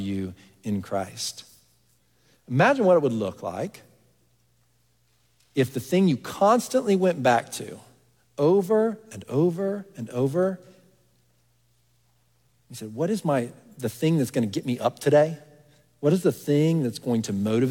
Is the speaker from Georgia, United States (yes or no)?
no; Texas, United States; moved away as an adult; now in Pennsylvania, United States; I grew up in Texas.